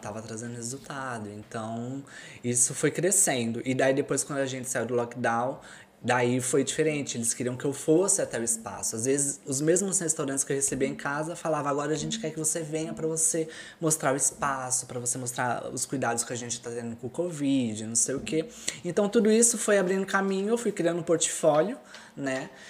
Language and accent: Portuguese; São Paulo, Brazil; moved away as an adult; also born or lived in Florianópolis, Brazil; now in Porto, Portugal; eu sou de São Paulo